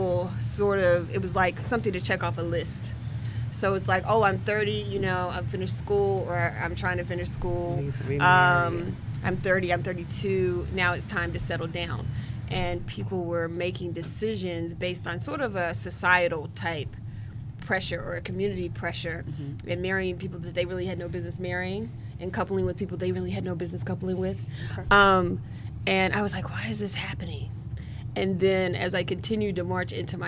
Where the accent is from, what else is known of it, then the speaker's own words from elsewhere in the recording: West Virginia, United States; moved away as an adult; now in Washington, D.C., United States; I'm a West Virginia native, and I'm a D.C. resident, Washington, D.C. resident.